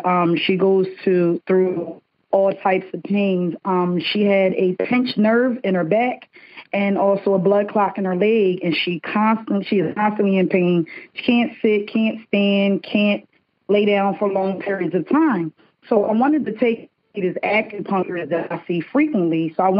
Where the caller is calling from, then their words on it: Delaware, United States; I am calling from Delaware.